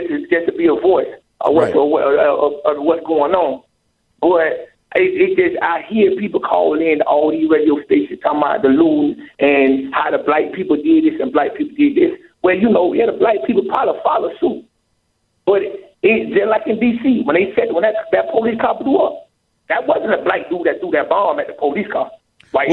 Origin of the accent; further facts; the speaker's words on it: Ocala, Florida, United States; I'm from Ocala, Gainesville area